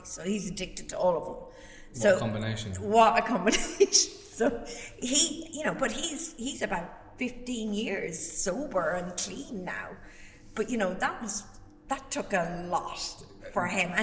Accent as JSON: {"language": "English", "country": "Ireland", "said": "being Irish"}